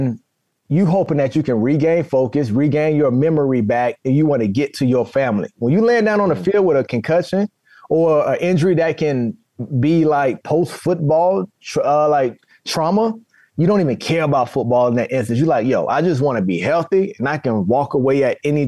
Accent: South Florida, United States; I come from South Florida, so that back down, want to play man-to-man, that's in me

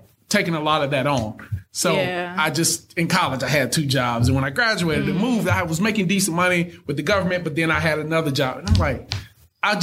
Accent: Thomaston, Georgia, United States; I'm from Thomaston, Georgia. Most people have never heard of Thomaston. It's probably about 8,000-9,000 people total

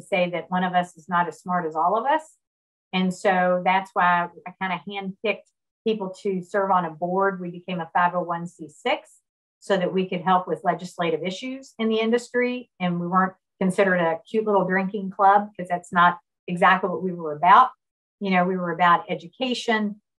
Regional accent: Kentucky, United States; I grew up in Kentucky

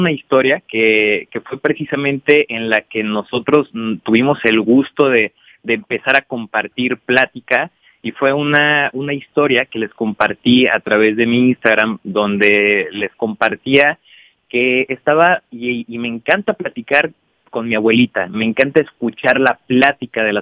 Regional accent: Irapuato, Guanajuato, Mexico; Irapuato, Guanajuato, que es la ciudad de donde vengo y que estoy orgulloso de donde, de donde salimos todos.

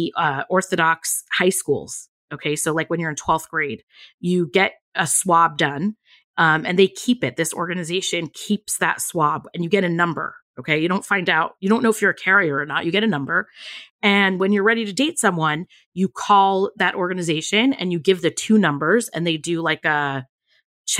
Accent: California, United States; I grew up in California

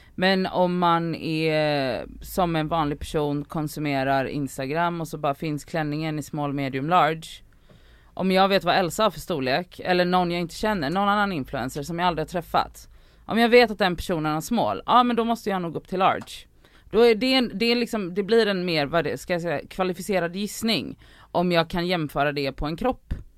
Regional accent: Gothenburg, Västra Götaland, Sweden; Jag är uppvuxen i Biskopsgården

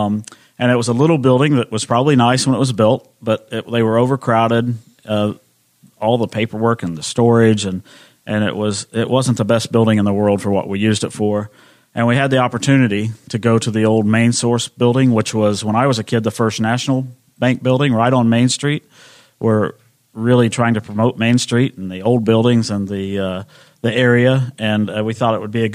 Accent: Knightstown, Indiana, United States; I grew up in Knightstown

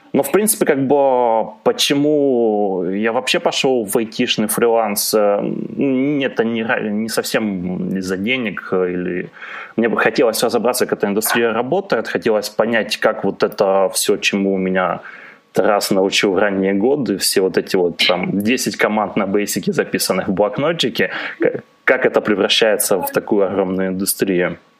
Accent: Kharkiv, Kharkiv Oblast, Ukraine; born or raised there; also born or lived in Germany (East Germany)

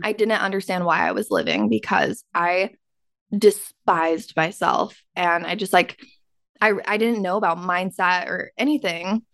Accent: Utah, United States; I grew up in Utah

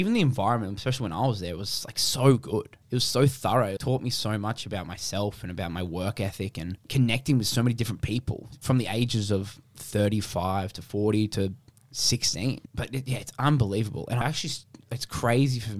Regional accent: Brisbane, Queensland, Australia; moved away as an adult; now in Melbourne, Australia; I was from Brisbane

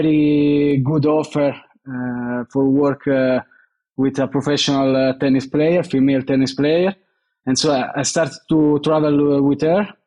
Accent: Rome, Lazio, Italy; I'm from Rome.

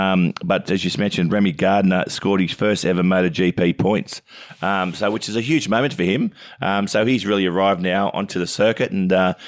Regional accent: Oak Flats, New South Wales, Australia; growing up in Oak Flats with my brother Brett and Grant

